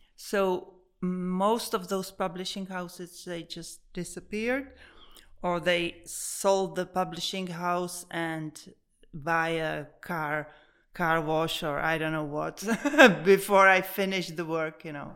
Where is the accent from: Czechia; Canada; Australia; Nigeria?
Czechia; Prague; Born and raised here